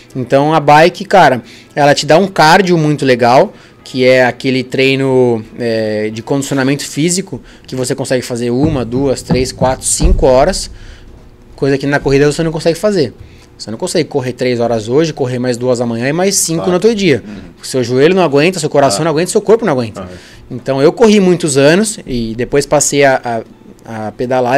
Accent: Spain; also born or lived in Brazil; eu, como me criei na Espanha

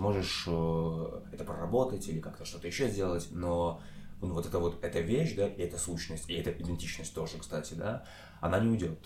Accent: Belgorod Oblast, Russia; moved away; я вырос в Белгородской области России

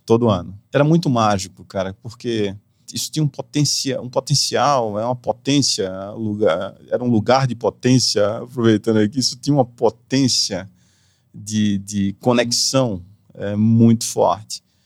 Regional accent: Recife, Pernambuco, Brazil; moved away as an adult; also born or lived in Walnut Creek, California, United States; now in São Paulo, Brazil; eu nasci na Califórnia, Walnut Creek, sou californiano, americano, de passaporte americano e voltei para Recife com um ano e meio. Então eu me considero pernambucano

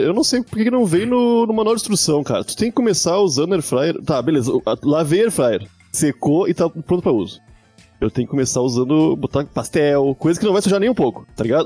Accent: Rio Grande do Sul, Brazil; now in São Paulo, Brazil; eu sou gaúcho

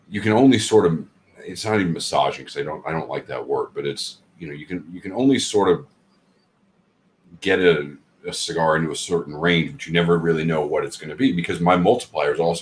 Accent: Seattle, Washington, United States; moved away; I grew up in Seattle, where you can't smoke in stores.

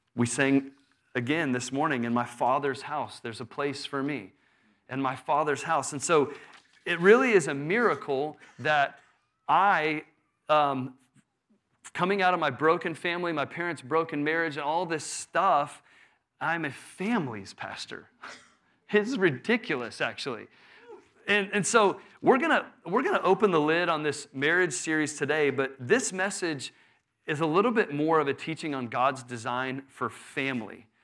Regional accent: Houston, Texas, United States; I grew up in Houston

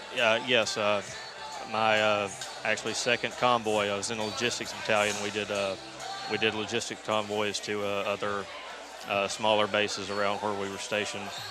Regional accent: Rutherfordton, North Carolina, United States; I'm from a little town in North Carolina called Rutherfordton.

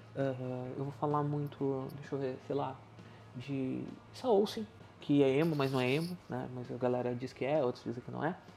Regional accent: Sapucaia do Sul, Rio Grande do Sul, Brazil; eu sou natural de Sapucaia do Sul, no Rio Grande do Sul

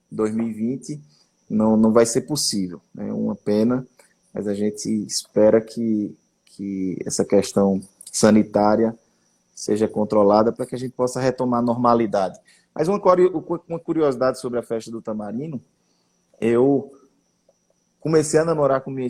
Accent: Gravatá, Pernambuco, Brazil; now in Caruaru, Brazil; Eu sou de Gravatar, eu sei dessa

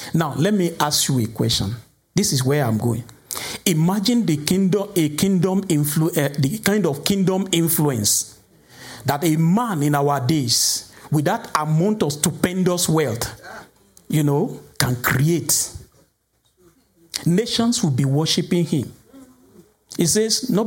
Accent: Nigeria; Some of us who are from Nigeria

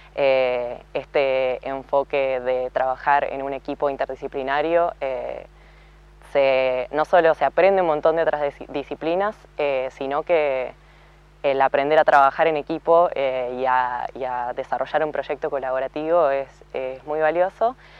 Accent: Viedma, Río Negro, Argentina; also born or lived in Bariloche; soy originariamente de Viedma, pero en gran parte barilochense porque estudié ahí

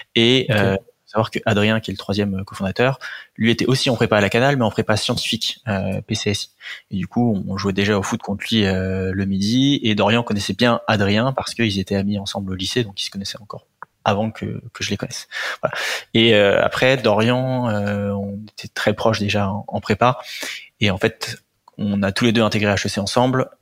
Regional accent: Antony, Île-de-France, France; je viens d'Antony, c'est dans le 92, banlieue, banlieue sud, euh, parisienne. Euh, j'ai grandi là-bas toute ma vie.

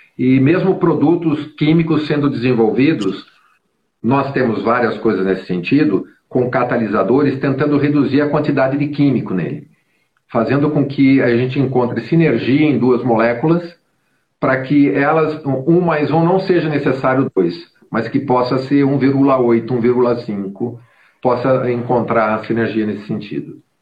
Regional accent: Brazil

